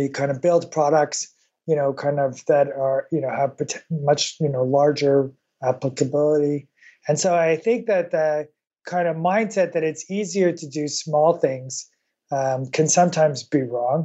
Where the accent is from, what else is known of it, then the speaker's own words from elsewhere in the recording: Canada; I grew up in Canada, which, you know, a little bit like Australia